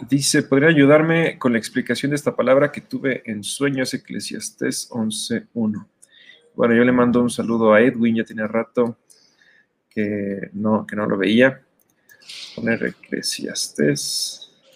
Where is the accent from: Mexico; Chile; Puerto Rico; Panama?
Mexico; como mexicanos